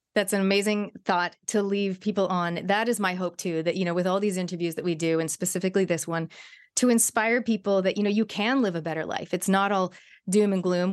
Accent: Canada; when I was growing up in Canada

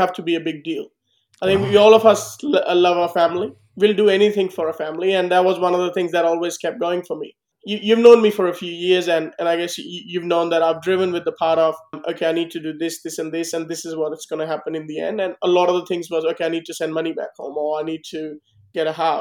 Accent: India; moved away as an adult; now in Australia; I'm an Indian guy who's chosen to be an Australian

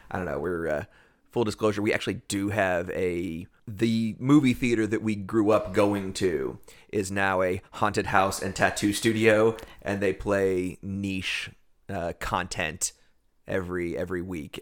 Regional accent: Erie, Pennsylvania, United States; I'm from Erie, PA

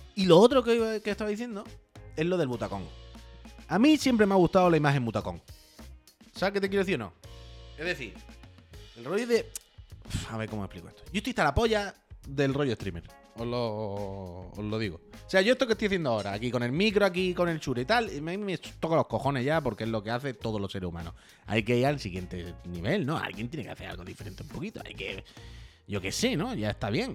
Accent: La Línea de la Concepción, Andalusia, Spain; now in Barcelona, Spain; Yo soy de Cádiz, yo soy de la línea

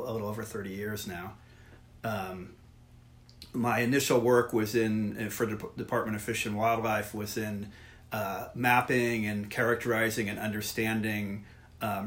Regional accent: San Francisco, California, United States; moved away as an adult; now in Oregon, United States; I was born and raised in San Francisco, grew up there

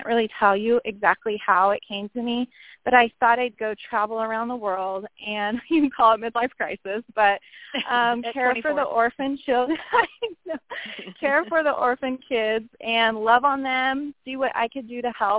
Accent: Loomis, California, United States; also born or lived in Roseville, California; I was born in Roseville. I grew up in the area of Loomis, Penryn

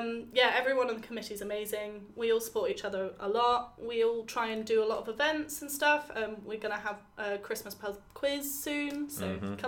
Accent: Singapore; moved away as an adult; now in Bristol, United Kingdom; Hi, guys. Nice to be on the show. I grew up in Singapore. I was born and raised there. This is actually my first time living in the UK, coming to uni.

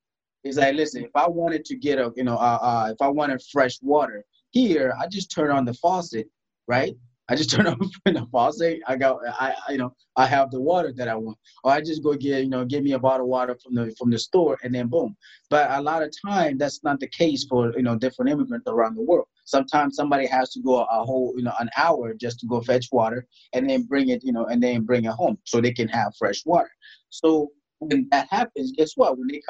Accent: DR Congo; also born or lived in South Sudan; Growing up in Africa, I grew up in Congo. I was born in South Sudan. I grew up in Congo because we had a civil war that was happening at the time in South Sudan.

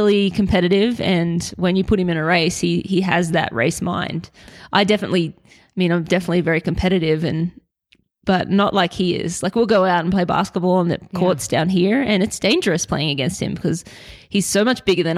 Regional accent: Brisbane, Queensland, Australia; moved away as an adult; now in Colorado, United States; I'm Australian, born in Brisbane, Queensland, and grew up there

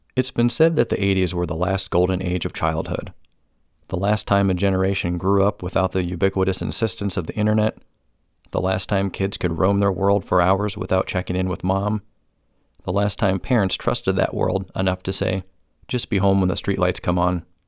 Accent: Cuyahoga Falls, Ohio, United States; Growing up in Northeast Ohio

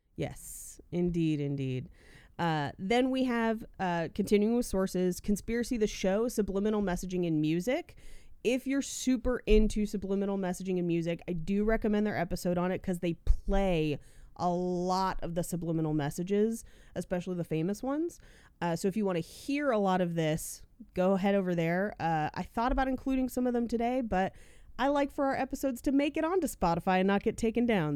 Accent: Bay Area, California, United States; I am from the Bay Area. Hella is in our blood

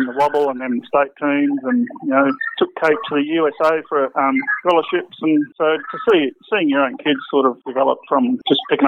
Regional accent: Perth, Western Australia, Australia; he asked me what state I was from, and I said I was from Western Australia

